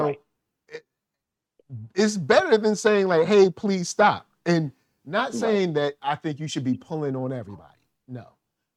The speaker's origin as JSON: {"language": "English", "town": "Richmond", "region": "Virginia", "country": "United States", "said": "I'm from Richmond, Virginia"}